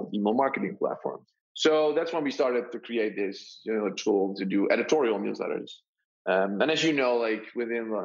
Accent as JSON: {"language": "English", "country": "Netherlands", "said": "I'm from the Netherlands"}